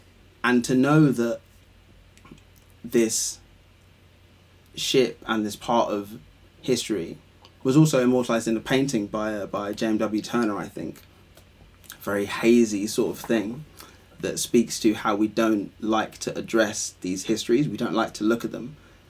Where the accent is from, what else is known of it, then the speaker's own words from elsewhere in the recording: Ghana; I'm Ghanaian